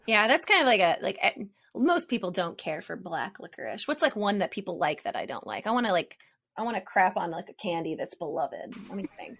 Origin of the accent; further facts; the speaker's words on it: Hilliard, Ohio, United States; moved away as an adult; I was raised in, like, Hilliard, Ohio